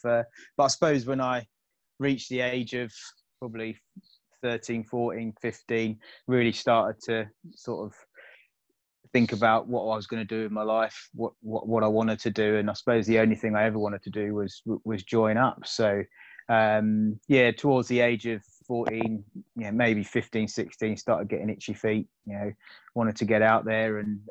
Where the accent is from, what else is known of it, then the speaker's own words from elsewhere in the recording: Croydon, London, United Kingdom; also born or lived in Germany; moved back to the UK and to Croydon. Grew up in Croydon, obviously did all my school in there. Secondary school down the road in Purley at John Fisher.